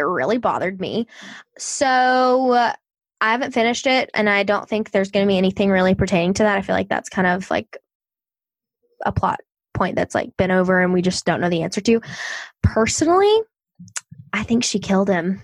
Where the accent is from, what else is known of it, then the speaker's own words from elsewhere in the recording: the South, United States; I'm from the South